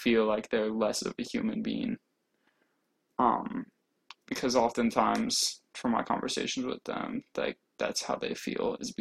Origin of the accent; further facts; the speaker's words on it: Indiana, United States; moved away as an adult; now in Georgia, United States; I'm originally from Indiana, actually. I'm also new to Georgia.